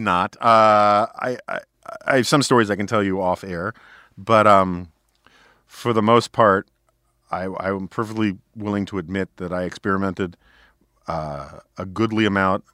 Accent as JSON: {"language": "English", "town": "New York City", "region": "New York", "country": "United States", "tie": "born or raised there", "said": "growing up in New York City on the Upper West Side"}